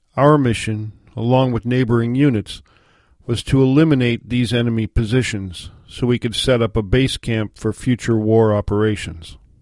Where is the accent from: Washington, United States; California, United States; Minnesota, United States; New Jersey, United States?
Washington, United States; moved away as an adult; my home state of Washington